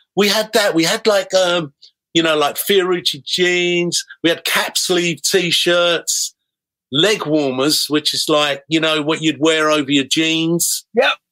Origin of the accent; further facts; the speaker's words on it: Harrow, London, United Kingdom; I was was growing up in Harrow